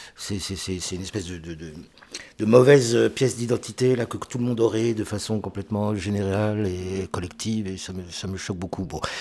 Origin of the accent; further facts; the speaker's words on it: France; Je suis français